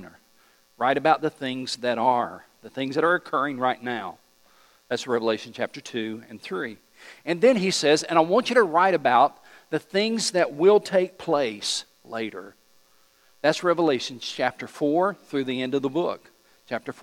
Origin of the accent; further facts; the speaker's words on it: East Tennessee, United States; I'm just from East Tennessee